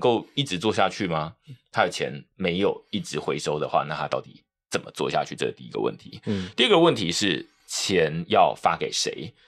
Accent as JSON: {"language": "Chinese", "country": "Taiwan", "said": "我们台湾人很习惯去看英文的内容"}